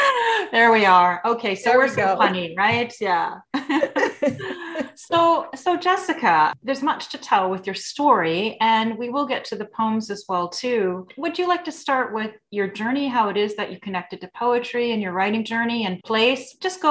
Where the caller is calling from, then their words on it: Toronto, Ontario, Canada; I'm coming from Toronto.